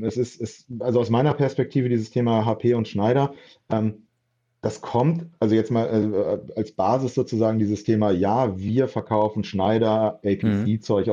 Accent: Bremen, Germany; moved away as an adult; also born or lived in Frankfurt; ich bin nach ähm, über zehn Jahren in Frankfurt äh, wieder nach Bremen zurückgezogen, meine Heimatstadt

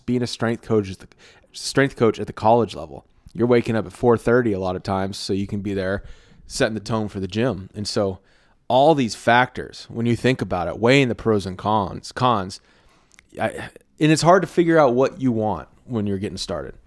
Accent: Texas, United States; I'm a Texan and I'm a creative.

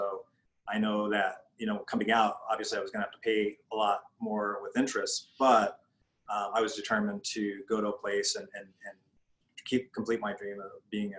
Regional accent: Albuquerque, New Mexico, United States; So I'm from Albuquerque, New Mexico.

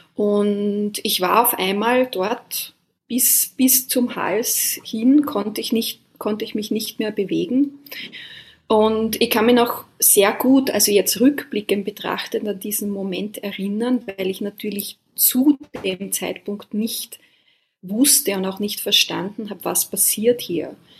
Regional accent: Austria; now in Taiwan; wir sind beide ursprünglich aus Österreich und jetzt an komplett unterschiedlichen Orten der Welt

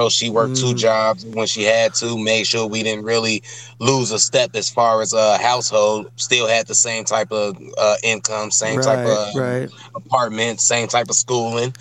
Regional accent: Chicago, Illinois, United States; moved away as an adult; now in Madison, United States; Born and raised in Chicago, Cook County Hospital.

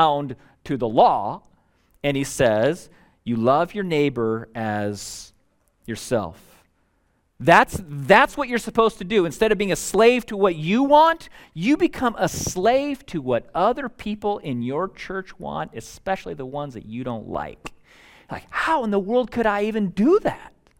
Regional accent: United States; as an American

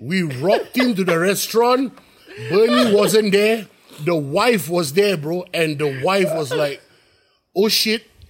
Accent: Singapore; also born or lived in New York; I'm from Singapore

